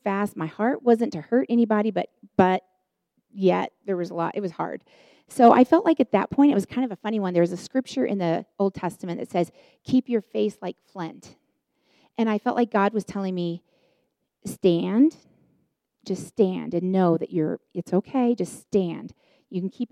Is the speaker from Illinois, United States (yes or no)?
yes; Chicago, Illinois, United States; moved away; also born or lived in Denver, Colorado; I was on staff at the church here in the Denver area, and I'm from Chicago